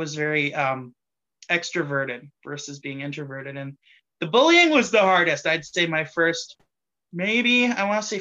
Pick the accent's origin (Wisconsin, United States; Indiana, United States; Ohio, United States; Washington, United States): Wisconsin, United States; Greenville; also born or lived in Appleton, Wisconsin; I grew up in Greenville, Wisconsin, which is kind of rural, suburby, country-ish